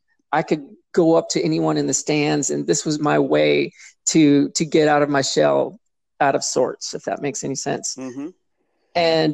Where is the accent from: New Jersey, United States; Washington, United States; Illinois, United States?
Washington, United States; Seattle; I grew up in Seattle or near Seattle